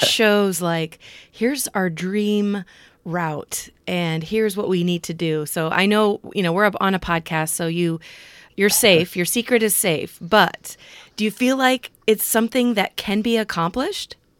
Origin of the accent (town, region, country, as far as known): Cedar Rapids, Iowa, United States; born or raised there